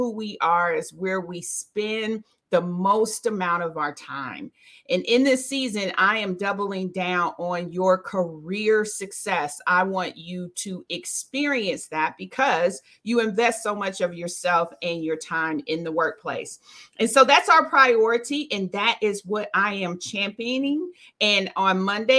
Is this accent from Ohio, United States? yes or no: yes; Dayton, Ohio, United States; now in Charlotte, United States; I am originally from Dayton, Ohio.